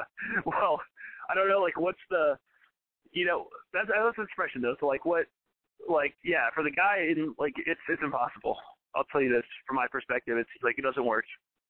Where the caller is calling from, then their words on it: Champaign, Illinois, United States; It's a small town in central Illinois.